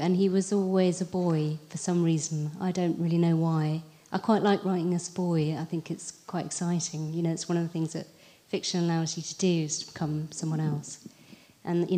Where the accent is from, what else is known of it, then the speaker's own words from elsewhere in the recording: Abingdon, South East England, United Kingdom; now in Brighton, United Kingdom; my hometown, which is Abingdon near Oxford.